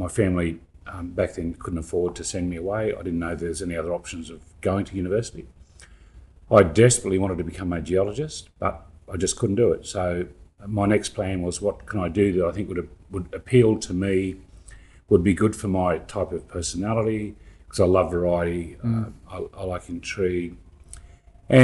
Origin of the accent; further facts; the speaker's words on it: Cumnock, New South Wales, Australia; I grew up in a very small village in the central west of New South Wales, a little town called Cumnock. Had a huge population of about 250 people in the town